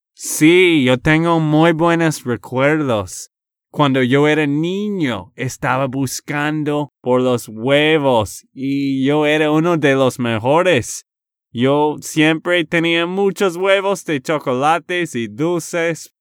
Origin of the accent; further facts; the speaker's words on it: Texas, United States; de Texas, Estados Unidos